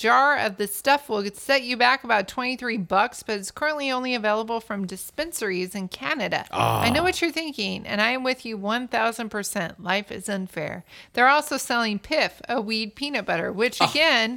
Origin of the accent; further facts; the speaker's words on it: Oregon, United States; moved away; I'm not from Southern California because I am from the land upstairs, the Oregon.